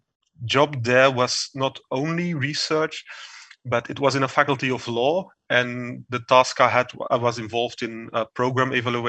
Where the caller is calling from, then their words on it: Geel, Flanders, Belgium; I'm calling from my home office in Geel, a beautiful small city in Belgium.